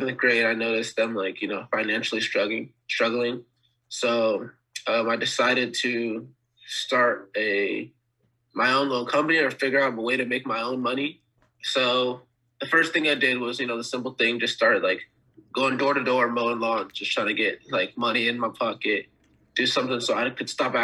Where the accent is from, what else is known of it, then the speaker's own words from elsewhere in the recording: Dixon, California, United States; also born or lived in North Carolina; as my parents got older, they moved to California